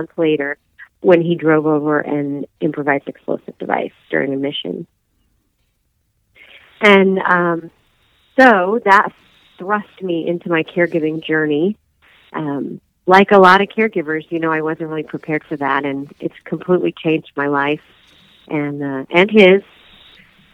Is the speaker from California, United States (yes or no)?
no; southern rural Indiana, United States; I'm originally hail from Indiana, southern rural Indiana